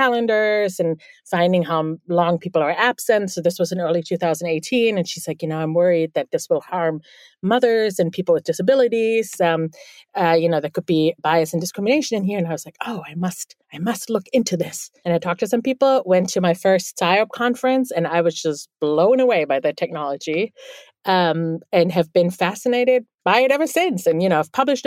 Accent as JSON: {"language": "English", "town": "Bielefeld", "region": "North Rhine-Westphalia", "country": "Germany", "first_language": "German", "second_language": "English", "moved": "yes", "lives_now": "New York City, United States", "said": "I'm actually from the Northwest. It's a town called Bielefeld."}